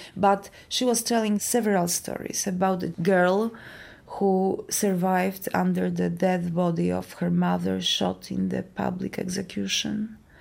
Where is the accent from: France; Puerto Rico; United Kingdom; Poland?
Poland; I live in Warsaw, in Poland. I was born in Poland